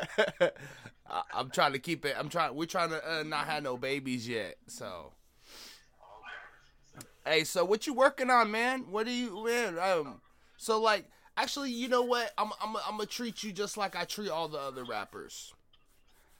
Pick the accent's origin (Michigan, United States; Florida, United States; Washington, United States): Washington, United States; Seattle; now in Eastside (425 area), United States; I'm a 206, baby. I'm in the 425s now, but I'm still 206 at heart